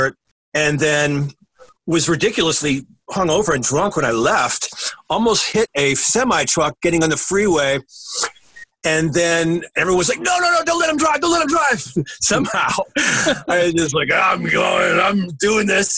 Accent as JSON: {"language": "English", "town": "Pompano Beach", "region": "Florida", "country": "United States", "tie": "born or raised there", "also_born_or_lived": "Toronto, Canada / London, Ontario, Canada / New York City, United States", "moved": "as an adult", "said": "I moved to Pompano Beach from Toronto when I was 12"}